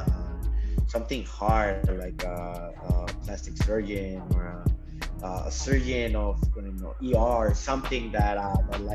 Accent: Ciudad Juárez, Chihuahua, Mexico; moved away as an adult; now in San Diego, United States; I am from Juarez, Mexico, and I'm 27 years old. I've been here in San Diego working since for the last 3 years

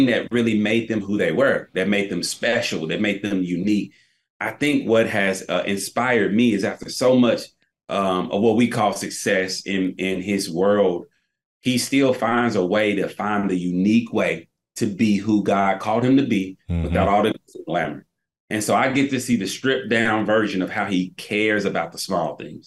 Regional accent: Tennessee, United States; now in Charlotte, United States; I'm from Tennessee.

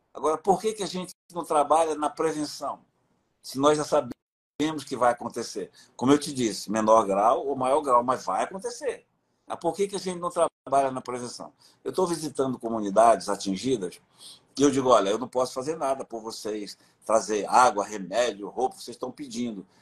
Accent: Juruá, Amazonas, Brazil; moved away; Eu sou do Juruá

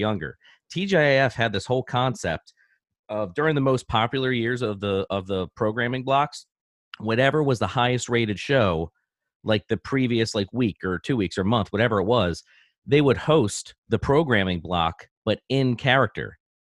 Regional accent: Baltimore, Maryland, United States; when I grew up in Baltimore, we, uh, we lived in a semi-detached home neighborhood

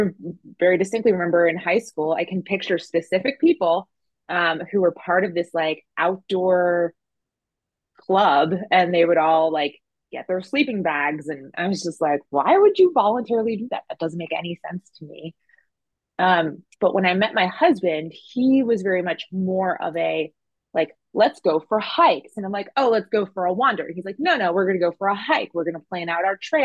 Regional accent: New Jersey, United States; moved away as an adult; also born or lived in North Carolina / San Francisco; I grew up in New Jersey

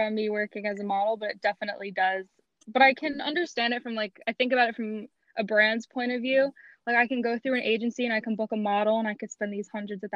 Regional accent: Marlboro, New Jersey, United States; I'm from Marlborough, New Jersey

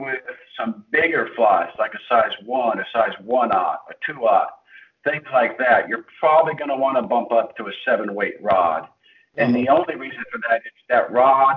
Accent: central Illinois, United States; I grew up in Illinois. In central Illinois.

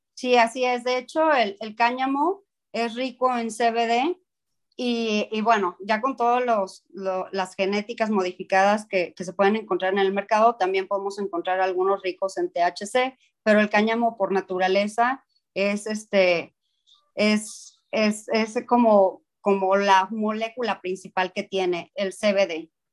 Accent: Mexico; el mexicano hace las cosas y, y las hacemos bien

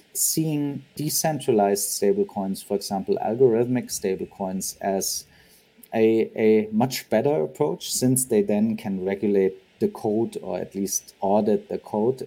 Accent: Germany; also born or lived in San Francisco; Grew up in Germany

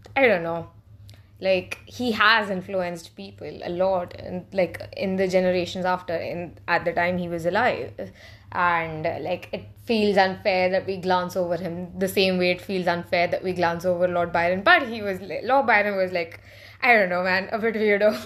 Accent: India; I speak this as, uh, as an Indian

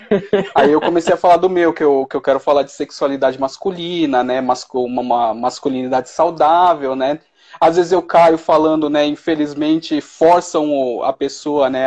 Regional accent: São Paulo, Brazil; moved away as an adult; now in Belo Horizonte, Brazil; Eu morava em São Paulo, mas aí depois que eu casei, eu mudei para BH.

